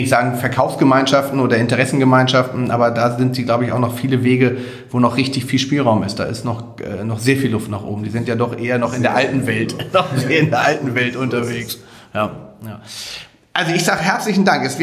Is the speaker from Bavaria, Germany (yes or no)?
no; Hamburg, Germany; Kann als Hamburger nur sagen